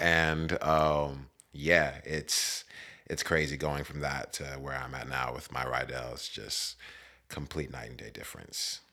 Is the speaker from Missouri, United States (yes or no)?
no; West Virginia, United States; moved away as an adult; also born or lived in Maryland / San Diego; now in California, United States; I was born in Maryland, and I grew up in West Virginia